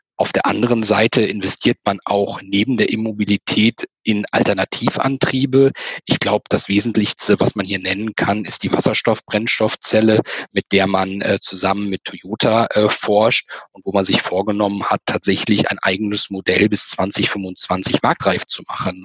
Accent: Germany; bei uns in Deutschland

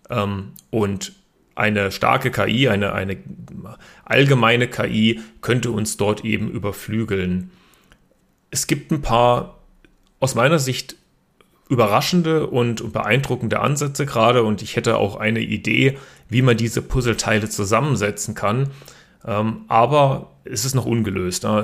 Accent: Berlin, Germany; born there; also born or lived in Karlsruhe, Germany; Ich bin sogar selber in Berlin geboren, ähm, habe aber meine Hochschulausbildung in Karlsruhe erhalten.

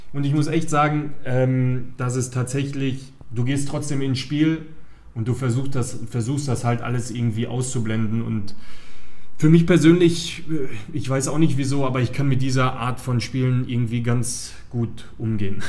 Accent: Gladbeck, North Rhine-Westphalia, Germany; Also ich bin in Gladbeck geboren, also äh, Schlussfolgerung war natürlich, dass ich auch in Gladbeck angefangen habe, Fußball zu spielen.

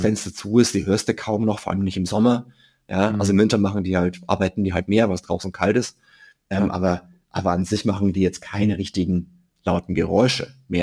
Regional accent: Germany; als Deutsche

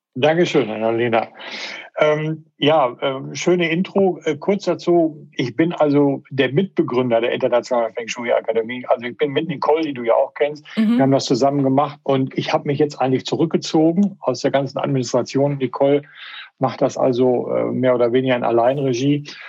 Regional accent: Paderborn, North Rhine-Westphalia, Germany; moved away as an adult; also born or lived in Melbourne, Australia; Paderborn, wo ich groß geworden bin

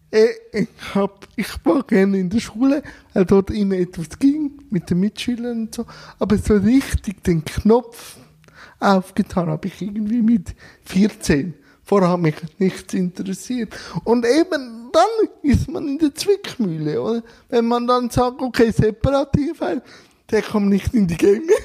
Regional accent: Switzerland; Ich als Schweizer

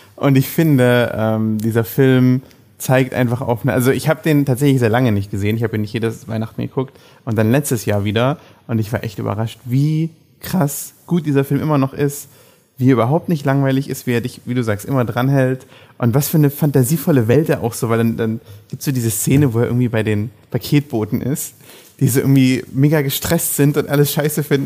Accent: Germany; dass wir da als Deutsche

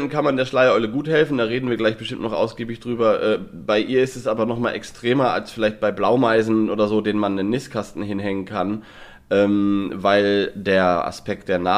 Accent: Lower Saxony, Germany; born there; komme ich ja gebürtig aus Niedersachsen und dort im Nordwesten

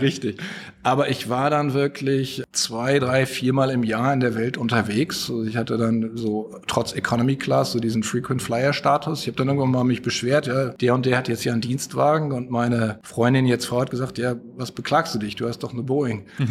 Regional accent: Flensburg, Schleswig-Holstein, Germany; now in United States; wie man aus meiner Heimat sagt

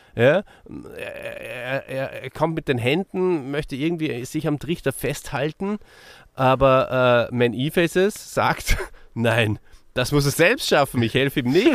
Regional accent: Austria; für mich als Österreicher

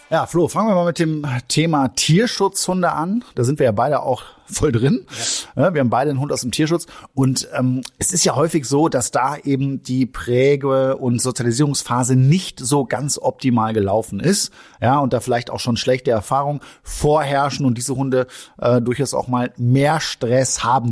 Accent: Germany; wir als Deutsche

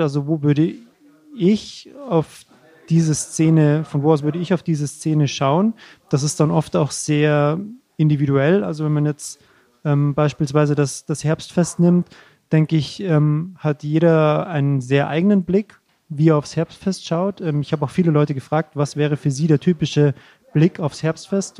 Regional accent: Rosenheim, Bavaria, Germany; Ich komme aus Rosenheim

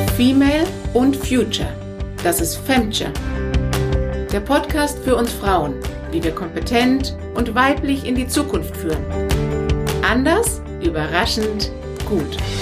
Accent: Iran; moved away; aus meinem Geburtsland übrigens, bin in Iran geboren

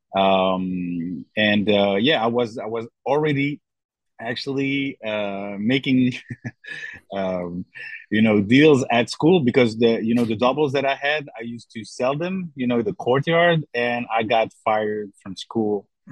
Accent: Brussels, Brussels-Capital Region, Belgium; now in Thessaloniki, Greece; I'm actually from Brussels, Belgium

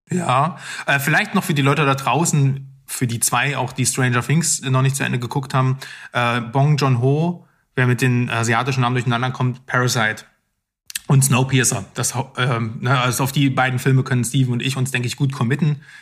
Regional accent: Lower Saxony, Germany; Ich komme aus Niedersachsen.

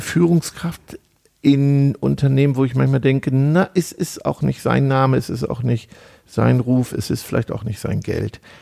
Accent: North Rhine-Westphalia, Germany; wir kommen ja aus Ostwestfalen

